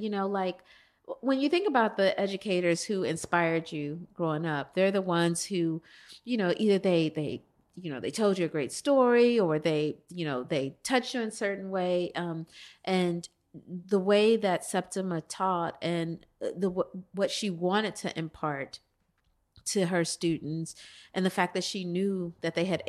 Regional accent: Chicago, Illinois, United States; So I was born and raised on the South Side of Chicago, the youngest by about 13 years.

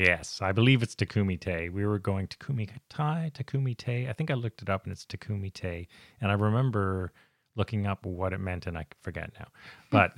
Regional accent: Canada; we're Canadian

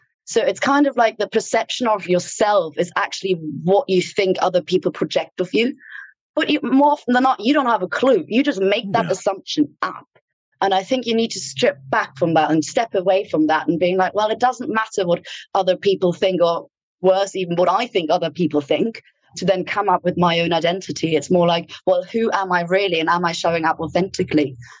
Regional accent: Ireland; accent: Irish; And even my accent changes when I'm back in Ireland. I get a little bit of an Irish twang, which I absolutely love.

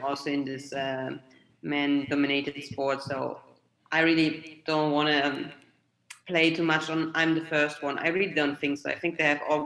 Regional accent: Germany; now in Italy; I'm from Germany, I moved to Italy

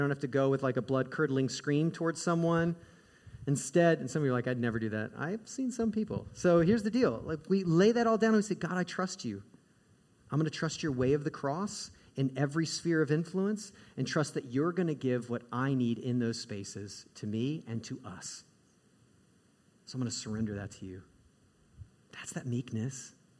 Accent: Midwest, United States; I grew up in the Midwest.

